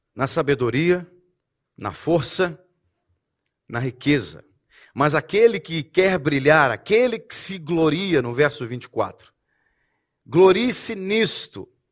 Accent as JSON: {"language": "Portuguese", "country": "Brazil", "moved": "yes", "said": "eu posso falar como brasileiro"}